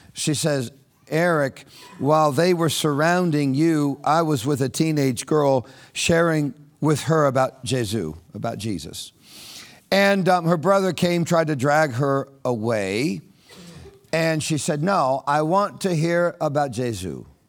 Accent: Orlando, Florida, United States; a guy from Orlando, Florida

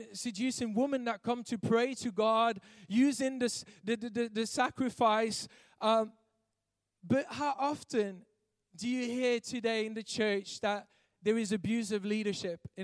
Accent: Belgium; I'm from Belgium and we don't use that over there

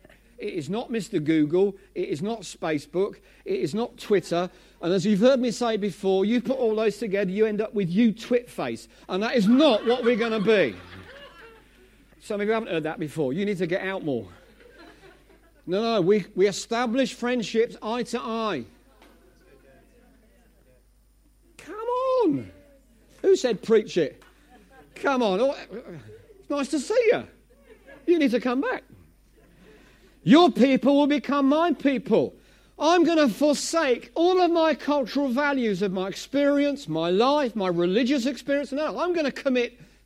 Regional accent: Essex, East of England, United Kingdom; I'm from Essex.

